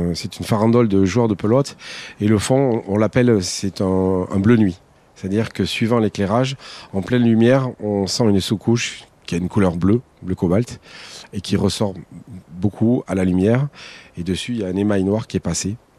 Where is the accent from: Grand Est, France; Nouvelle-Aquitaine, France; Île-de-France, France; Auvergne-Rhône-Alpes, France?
Nouvelle-Aquitaine, France; Basque Country; also born or lived in Landes; je suis basque par ma mère d'Arance, de Bayonne